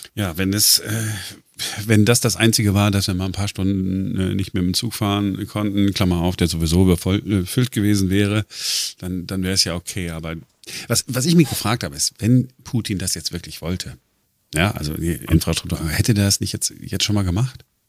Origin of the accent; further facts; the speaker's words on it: Duisburg, North Rhine-Westphalia, Germany; now in Berlin, Germany; ich bin ja im Ruhrgebiet groß geworden, äh, 1985, äh, Duisburg